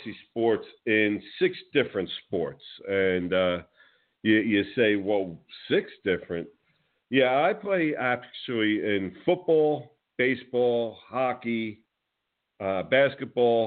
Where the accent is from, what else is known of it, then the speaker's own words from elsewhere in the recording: New Jersey, United States; now in Florida, United States; I grew up in New Jersey, and I am one of those spoiled New York, New Jersey fans